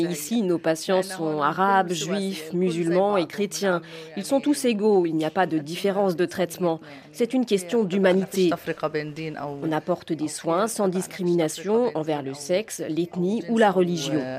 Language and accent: French; Bethlehem, Palestine; Je suis de Bethléem.